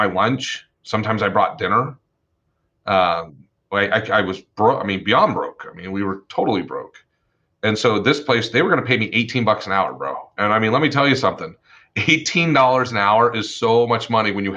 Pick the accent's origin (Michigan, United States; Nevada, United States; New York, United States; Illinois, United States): Nevada, United States; Las Vegas; also born or lived in Twin Falls, Idaho / Boise, Idaho; Originally, I am from Twin Falls, Idaho, then moved to Boise. And then in 1986, my family moved to Las Vegas